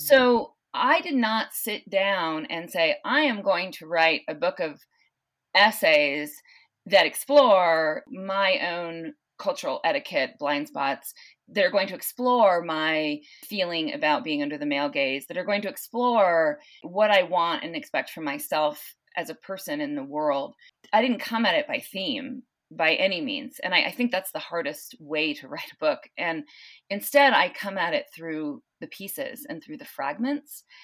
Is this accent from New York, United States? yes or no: no; Southern California, United States; also born or lived in San Luis Obispo, California; now in South Lake Tahoe, United States; I grew up in, uh, Southern California